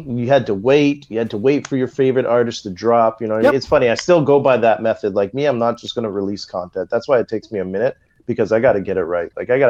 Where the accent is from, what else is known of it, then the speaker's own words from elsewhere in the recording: Ottawa, Ontario, Canada; also born or lived in Montreal; I was born in Montreal, but raised in Ottawa.